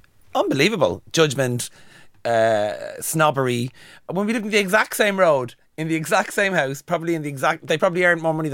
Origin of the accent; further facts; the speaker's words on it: Dublin, Leinster, Ireland; now in London, United Kingdom; I'm from Kingswood, but I'm not from Kingswood Heights, which is up the hill, right? And Kingswood Heights growing up is where all the white Georgian houses are.